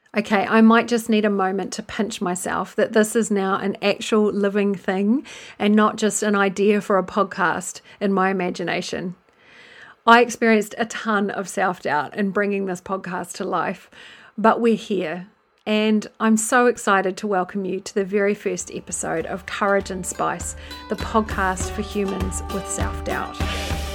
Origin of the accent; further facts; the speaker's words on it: New Zealand; moved away as an adult; now in England, United Kingdom; I'm originally from New Zealand, which you may have picked up, and I've lived in England since two thousand and two